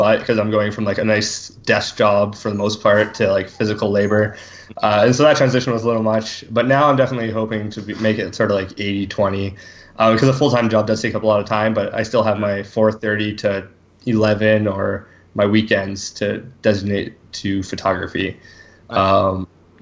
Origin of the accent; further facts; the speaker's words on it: Bonnyville, Alberta, Canada; growing up in Bonnyville, there's lots of farmers who live around the area and stuff. I grew up on an acreage outside of town